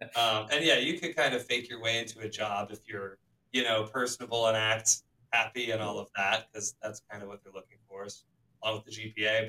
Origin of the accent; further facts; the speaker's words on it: Charlotte, North Carolina, United States; growing up in Charlotte